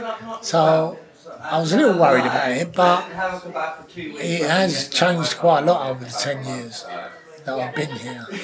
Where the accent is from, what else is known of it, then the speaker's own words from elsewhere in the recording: London, United Kingdom; also born or lived in Sydenham / Deptford; I was born in Catford, which is not too far from Deptford, in 1961